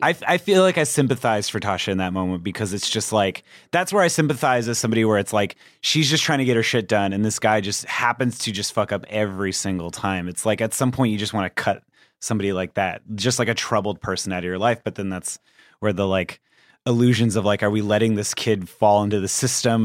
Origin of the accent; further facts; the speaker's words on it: Anaheim, California, United States; I'm from Anaheim